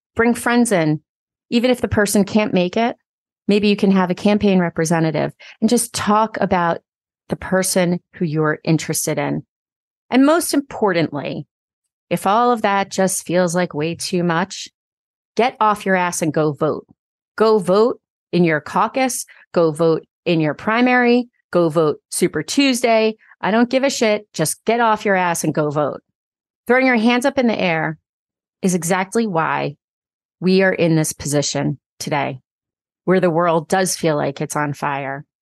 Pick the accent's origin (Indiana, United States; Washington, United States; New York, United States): New York, United States; I grew up in New York. My town lost about eighty people